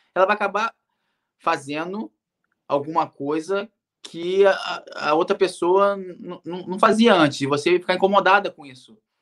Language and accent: Portuguese; Rio de Janeiro, Brazil; moved away as an adult; also born or lived in Manchester, England / Cardiff, Wales; eu sou do Rio de Janeiro